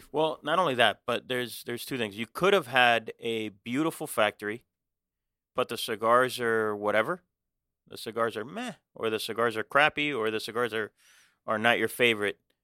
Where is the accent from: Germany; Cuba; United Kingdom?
Cuba; now in Miami, United States; I was born in Cuba. but I've never been back